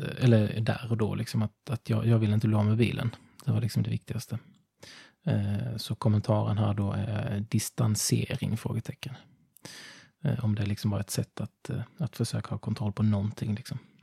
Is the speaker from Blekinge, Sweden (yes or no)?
yes; Ringamåla, Blekinge, Sweden; moved away; jag kommer från Ringamåla.